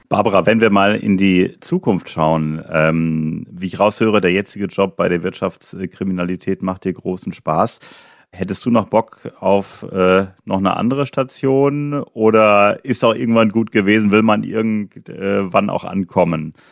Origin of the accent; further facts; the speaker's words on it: Germany; ich bin ja in Deutschland geboren, ich war noch nie länger im Ausland